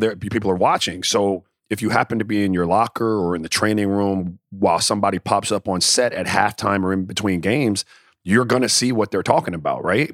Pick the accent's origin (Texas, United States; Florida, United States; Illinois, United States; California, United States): Florida, United States; Miami; moved away; also born or lived in U.S. Virgin Islands; I grew up in Miami and in the Virgin Islands